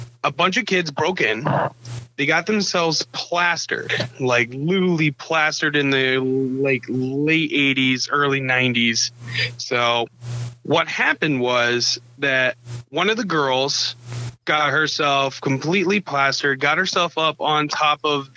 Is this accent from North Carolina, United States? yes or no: no; Nebraska, United States; moved away; also born or lived in Iowa / Neola, Iowa; I'm originally from, I was born in Nebraska. And my family has moved over pretty much Nebraska to Iowa multiple times